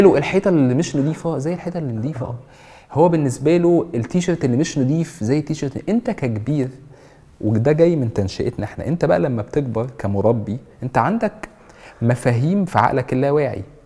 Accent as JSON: {"language": "Arabic", "country": "Egypt", "said": "احنا كمصريين"}